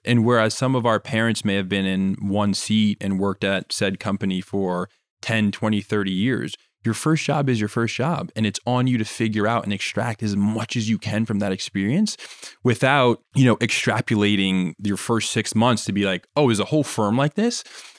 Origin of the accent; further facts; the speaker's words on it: Jamaica; But again, I'm Jamaican, and to know that Jamaica is a pretty small island